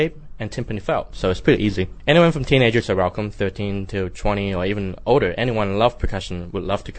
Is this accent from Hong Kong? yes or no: yes; Hong Kong; now in Macau; I was born in Hong Kong and I'm now working in Macau Orchestra as the percussionist.